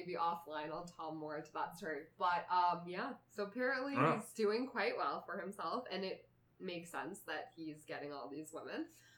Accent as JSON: {"language": "English", "town": "Chicago", "region": "Illinois", "country": "United States", "said": "I'm from Chicago."}